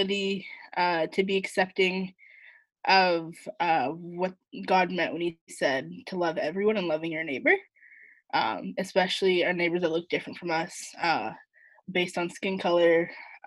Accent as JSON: {"language": "English", "town": "Vancouver", "region": "British Columbia", "country": "Canada", "tie": "born or raised there", "also_born_or_lived": "Edmonton", "moved": "as an adult", "said": "So I grew up in Vancouver on the west side. Lived there all 18 years of my life before I moved to Edmonton for school"}